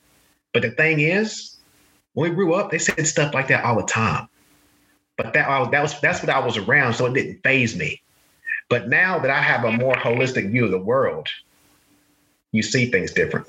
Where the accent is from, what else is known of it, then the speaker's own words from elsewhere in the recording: the South, United States; you know, I grew up in the South. And you know, I had biases against people as well. And I'm a minority.